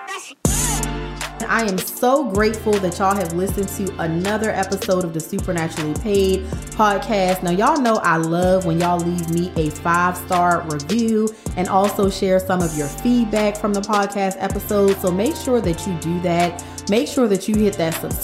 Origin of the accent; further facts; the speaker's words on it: Baltimore, Maryland, United States; my hometown, Baltimore, Maryland